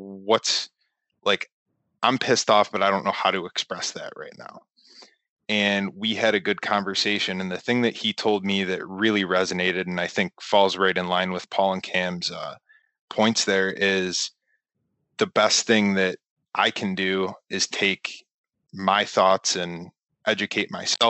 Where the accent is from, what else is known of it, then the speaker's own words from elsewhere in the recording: Western New York, United States; I'm from Western New York in a predominantly white conservative community